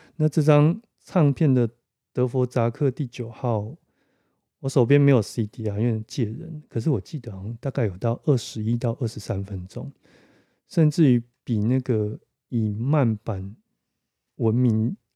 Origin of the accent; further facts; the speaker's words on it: Taiwan; 我们台湾人